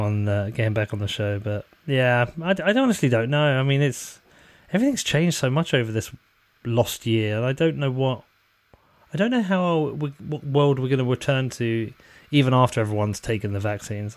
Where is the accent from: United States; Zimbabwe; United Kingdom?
United Kingdom; Bedford, East of England; people know I'm from Bedford.